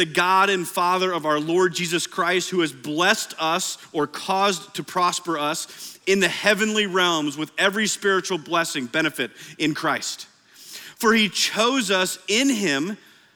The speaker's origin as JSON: {"language": "English", "region": "Iowa", "country": "United States", "tie": "born or raised there", "moved": "yes", "lives_now": "Oklahoma, United States", "said": "I know we're in Oklahoma, but I grew up in Iowa."}